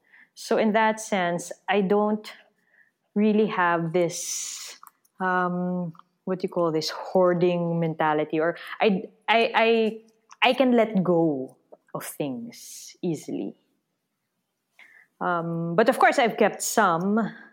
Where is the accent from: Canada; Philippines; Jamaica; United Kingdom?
Philippines; The thing is, the Filipino identity is also very hard to define because of our unique history of colonialism and post-colonialism. And in a way, we're a very young nation